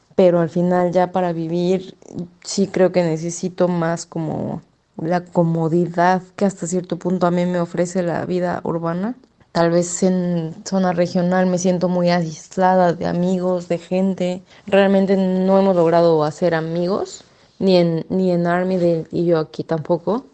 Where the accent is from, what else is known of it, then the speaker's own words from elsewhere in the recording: Mexico City, Mexico; moved away as an adult; also born or lived in Sydney, Australia / Armidale, Australia; now in Glenrowan, Australia; yo soy de la Ciudad de México, en México